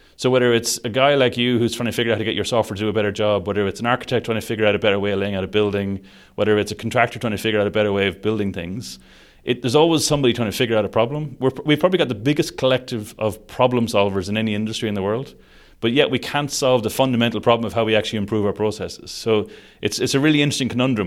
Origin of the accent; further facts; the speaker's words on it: Sligo, Connacht, Ireland; moved away as an adult; also born or lived in Dublin / Hong Kong; now in Saudi Arabia; I'm Irish. I, I grew up in, a, uh, in Sligo on the west coast of Ireland